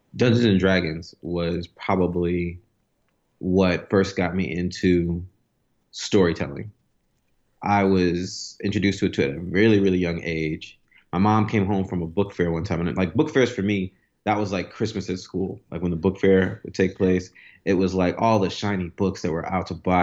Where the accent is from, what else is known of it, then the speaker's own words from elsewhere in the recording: New York City, New York, United States; I grew up in Brooklyn